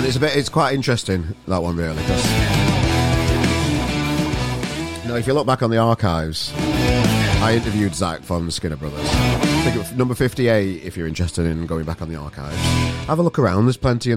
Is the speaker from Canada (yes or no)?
no; Sheffield, Yorkshire and the Humber, United Kingdom; now in Manchester, United Kingdom; I'm a Yorkshire lad myself. I'm from Sheffield originally. I live in Manchester now